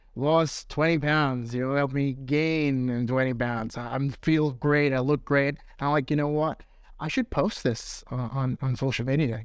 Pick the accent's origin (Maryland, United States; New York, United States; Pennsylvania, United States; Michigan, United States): New York, United States; moved away as an adult; now in London, United Kingdom; I'm from New York.